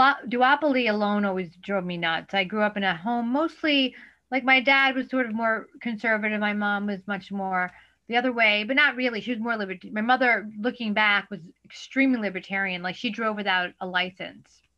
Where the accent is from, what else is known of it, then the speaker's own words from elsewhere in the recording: New York City, New York, United States; I'm a born and bred native New Yorker.